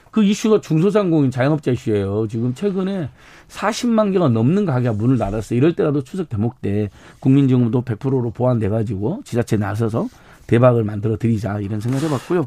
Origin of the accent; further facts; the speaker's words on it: Hwasun, South Jeolla, South Korea; 제 고향이 한반도인데 한반도에서도 화순이라는 곳이 태어났는데